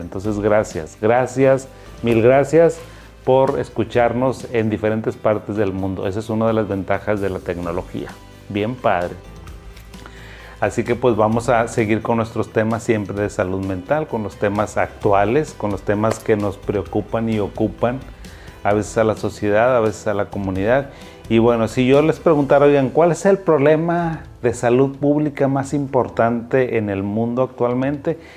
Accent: Mexico; now in Monterrey, Mexico; soy mexicano

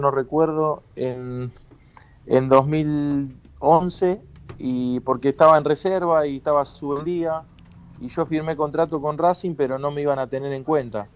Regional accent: Lanús, Buenos Aires Province, Argentina; moved away as an adult; now in Turkey; Yo soy de Lanús y, mi familia está hincha de Lanús

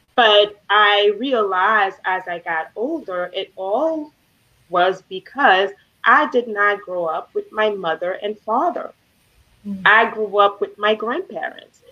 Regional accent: Haiti; moved away; I grew up in Haiti. I wasn't born in Haiti, but I grew up there

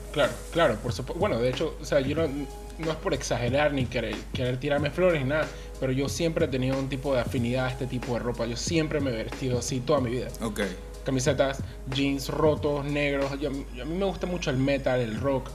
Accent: Panama City, Panama; yo soy crecido y nacido aquí en la ciudad de Panamá

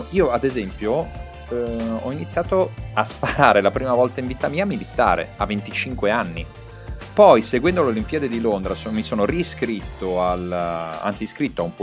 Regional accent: Croatia; per quanto io ti possa dire che io mi sento, sono croato, mi sento croato

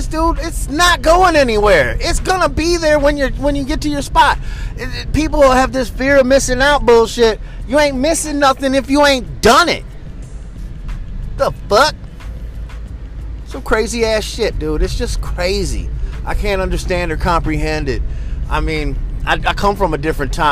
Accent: East Coast, United States; now in West Coast, United States; I come from the East Coast

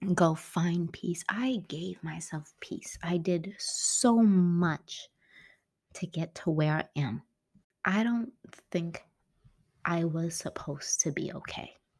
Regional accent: San Francisco, California, United States; moved away as an adult; my hometown, which I was born and raised, um, San Francisco

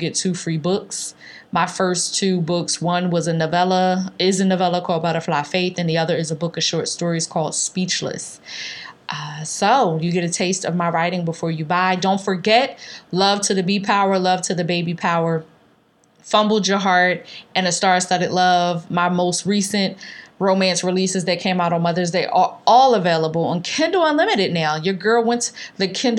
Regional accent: Philadelphia, Pennsylvania, United States; growing up in North Philly

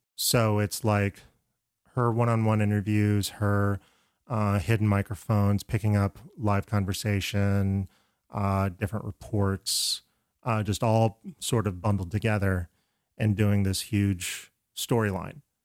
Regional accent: Florida, United States; I'm from Florida

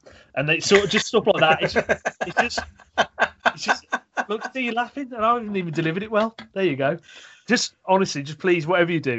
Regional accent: Wolverhampton, West Midlands, United Kingdom; accent: thick Wolverhampton; my thick Wolverhampton accent

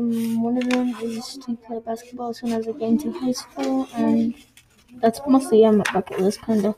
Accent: New Mexico, United States; I was born in New Mexico on June 27, 2009.

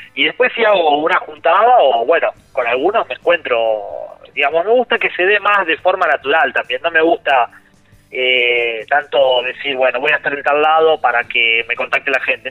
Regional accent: Santa Fe, Argentina; que soy de Santa Fe

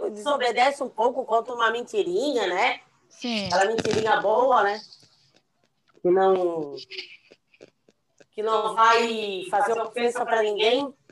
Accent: São José, Santa Catarina, Brazil; also born or lived in Florianópolis; Eu nasci em Florianópolis e nasci. E... Vivo em São José, né? Desde bebê. Eu já vivo 47 anos no mesmo

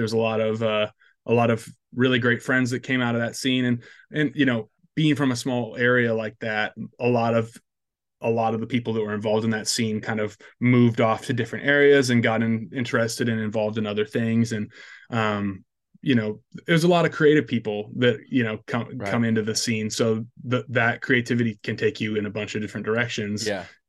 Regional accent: Iowa, United States; But I grew up in Northwest Iowa

